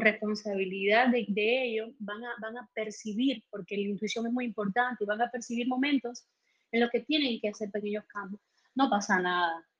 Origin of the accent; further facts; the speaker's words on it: Holguín, Cuba; moved away; also born or lived in Havana; nací en Holguín, no sé si lo había dicho, no soy de La Habana